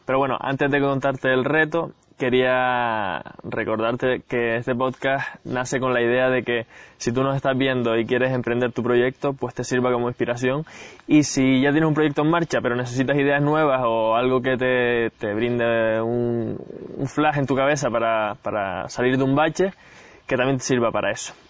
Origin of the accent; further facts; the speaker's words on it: Gran Canaria, Canary Islands, Spain; Yo soy de Gran Canaria, aunque ahora, como ves, estoy en otro sitio